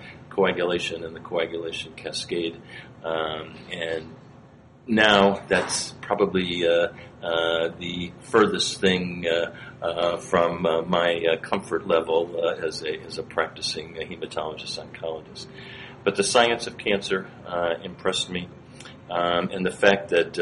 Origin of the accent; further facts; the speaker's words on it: outside of Cleveland, Ohio, United States; I grew up in Ohio, outside of Cleveland